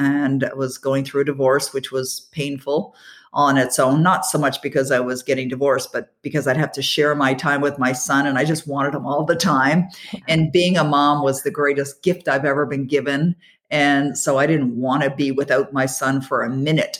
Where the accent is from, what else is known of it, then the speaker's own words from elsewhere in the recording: Toronto, Ontario, Canada; I'm born and raised in the Toronto area